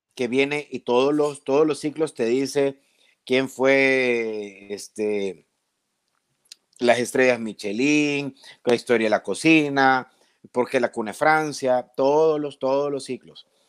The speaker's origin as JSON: {"language": "Spanish", "country": "El Salvador"}